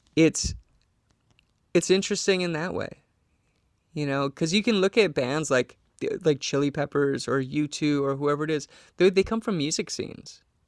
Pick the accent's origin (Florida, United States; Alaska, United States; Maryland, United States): Alaska, United States; Trapper Creek; moved away; we lived in a cabin in Trapper Creek